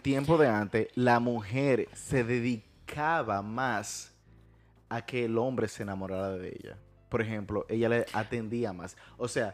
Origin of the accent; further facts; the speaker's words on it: Dominican Republic; en mi país, la República Dominicana